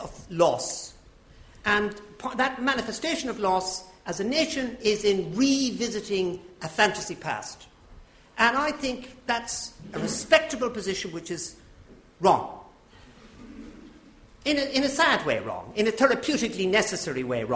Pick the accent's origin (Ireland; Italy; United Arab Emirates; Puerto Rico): Ireland; as an Irishman.